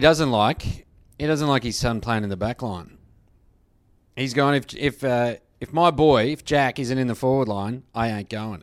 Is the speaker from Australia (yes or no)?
yes; Australia; as an Australian